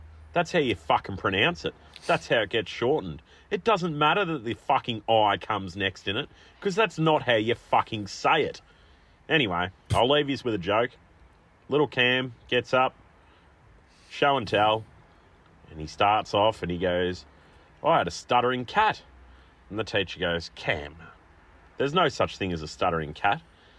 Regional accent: Mexico, Victoria, Australia; I'm from Mexico

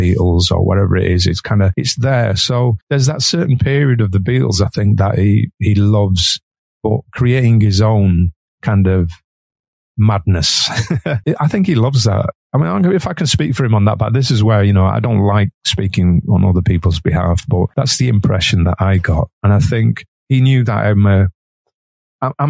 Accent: Manchester, North West England, United Kingdom; I'm Mancunian

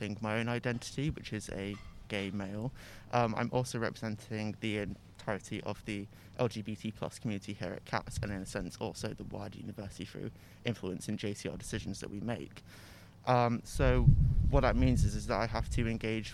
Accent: Southport, North West England, United Kingdom; I'm from Southport, which is a town near Liverpool

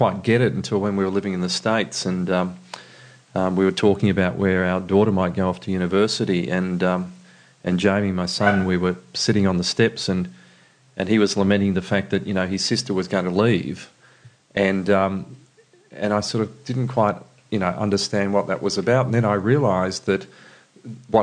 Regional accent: northeastern Victoria, Australia; I grew up on a farm just out of Maroubna in northeastern Victoria.

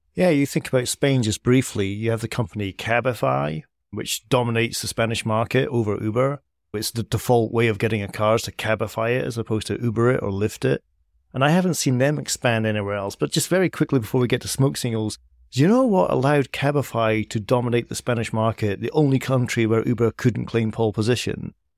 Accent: Edinburgh, Scotland, United Kingdom; Edinburgh, my hometown

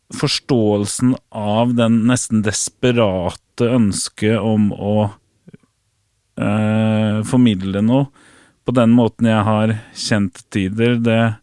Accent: Fredrikstad, Østfold, Norway; i Fredrikstad, der jeg kommer fra

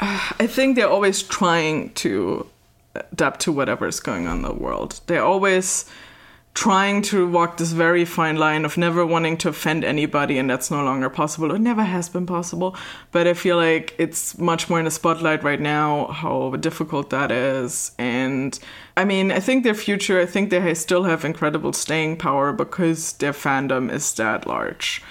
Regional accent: Germany; I'm from Germany

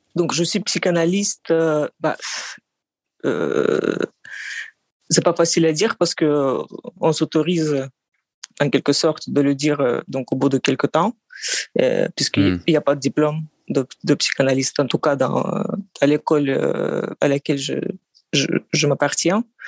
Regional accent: Russia; French is a second language; also born or lived in France; now in Moscow, Russia; je suis russe, géorgien. Euh, c'est-à-dire que mon père est géorgien

